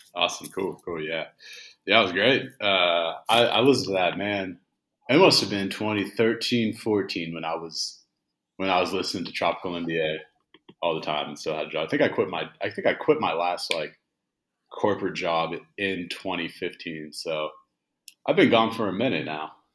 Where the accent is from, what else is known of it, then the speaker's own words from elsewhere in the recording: Indiana, Pennsylvania, United States; moved away as an adult; also born or lived in Texas / Mexico City, Mexico; now in Buenos Aires, Argentina; I grew up in an old coal mining town called Indiana